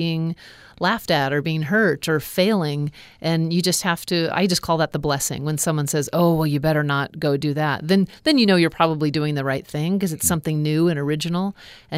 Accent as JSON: {"language": "English", "region": "Alaska", "country": "United States", "tie": "born or raised there", "said": "growing up in Alaska"}